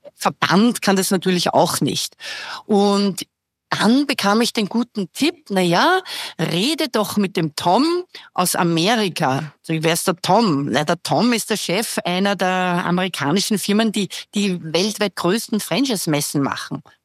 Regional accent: Vienna, Austria; ich bin 58, bin Wienerin

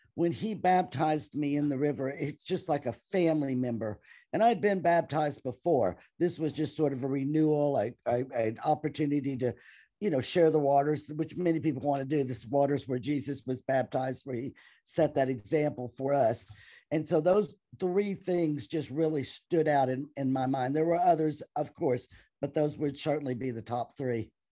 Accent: Clarksville, Tennessee, United States; I am from Clarksville, Tennessee.

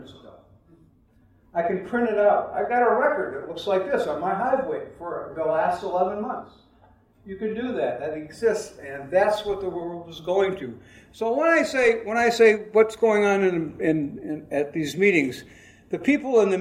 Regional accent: United States; I was from America.

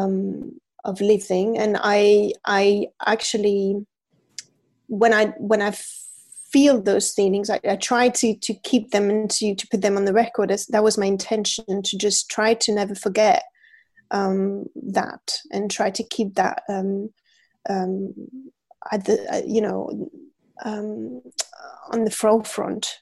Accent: France; moved away as an adult; also born or lived in London, United Kingdom; now in Paris, France; I'm from France, and when I moved to England, I was 20 years old

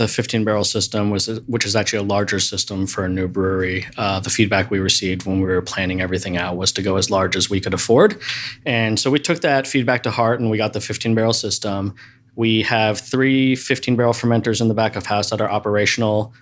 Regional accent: East Coast, United States; now in Seattle, United States; I grew up on the East Coast

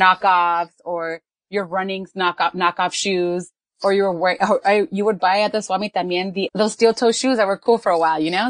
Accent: Los Angeles, California, United States; I grew up in Watts

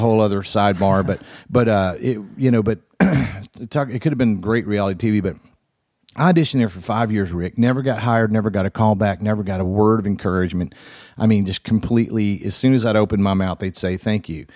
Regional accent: Florence, Alabama, United States; my hometown of Florence, Alabama

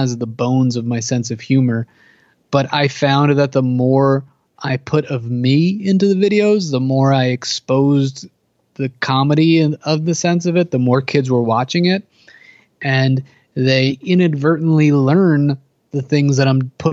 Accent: New Jersey, United States; I'm from New Jersey, East Coast. I'm like half hour away from New York City.

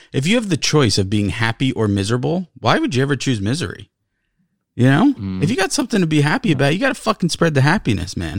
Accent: New York, United States; We're from New York.

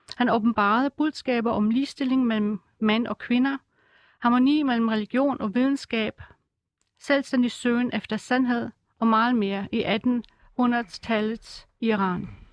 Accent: Germany; Danish is a second language; now in Denmark; jeg kommer oprindeligt fra Tyskland

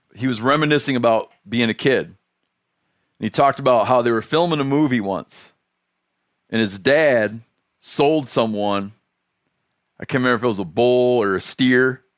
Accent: Michigan, United States; I grew up in Michigan

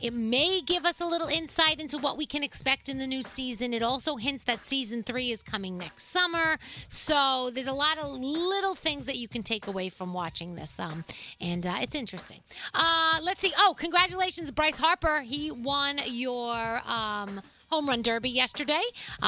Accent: Italy; I mean, I know I'm from Italy.

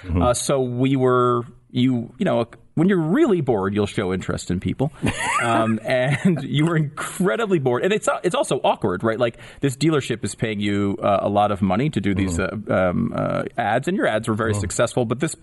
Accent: Connecticut, United States; I mean, I grew up in Connecticut, so I knew you from your morning show at KC101, which is, you know, music station, the big station in my hometown, basically.

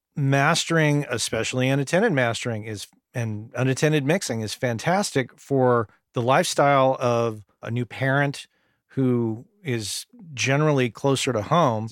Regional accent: New Mexico, United States; growing up in New Mexico

